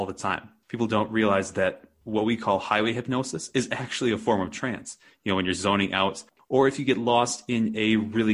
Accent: Wisconsin, United States; now in Santa Fe, United States; I grew up in Wisconsin, which is a pretty flat area

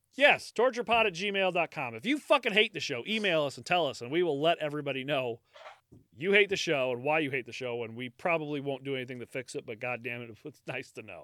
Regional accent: United States

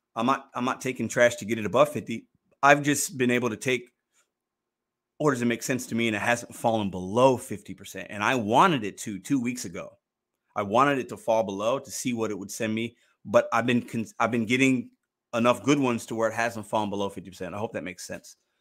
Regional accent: Chicago, Illinois, United States; now in St. Louis, United States; I was born in Chicago. I rep Chicago

